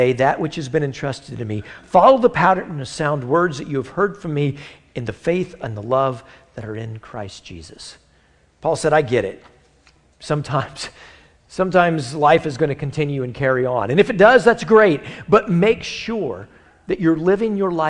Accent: United States; We're all Americans from the United States of America

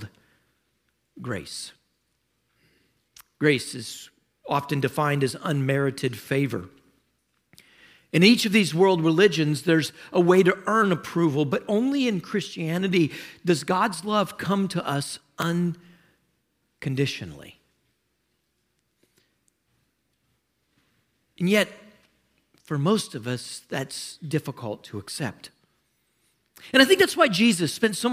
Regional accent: South Louisiana, United States; I was a native there. I lived there

